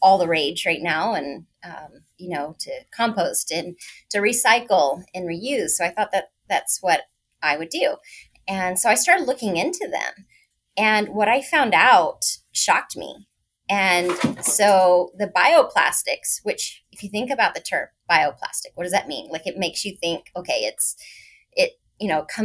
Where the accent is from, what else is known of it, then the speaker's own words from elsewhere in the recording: Northern California, United States; also born or lived in San Diego, California / DC area; I'm originally from Northern California, but I have moved to San Diego